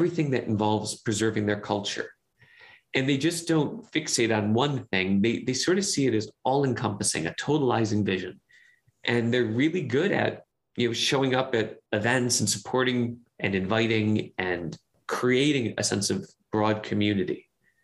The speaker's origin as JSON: {"language": "English", "town": "Cleveland", "region": "Ohio", "country": "United States", "tie": "born or raised there", "moved": "as an adult", "lives_now": "Chicago, United States", "said": "I'm a kid from Cleveland"}